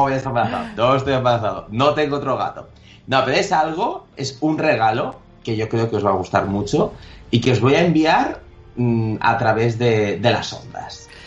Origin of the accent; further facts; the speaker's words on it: Elche, Valencian Community, Spain; la gente del Chen nos tenemos que apoyar sí y al final ilicitanos es una cosa, eh, estamos por todo el mundo